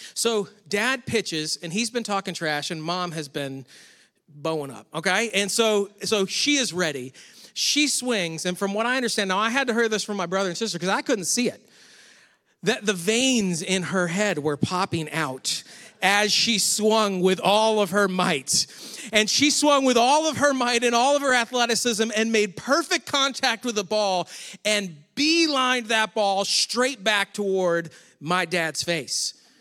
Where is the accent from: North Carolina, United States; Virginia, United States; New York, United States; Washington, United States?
New York, United States; Rochester; moved away; I grew up near Rochester, New York